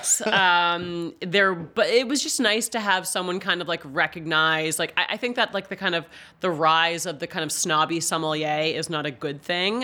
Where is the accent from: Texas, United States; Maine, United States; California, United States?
Maine, United States; Bangor; I grew up in Bangor, about a block from Stephen King.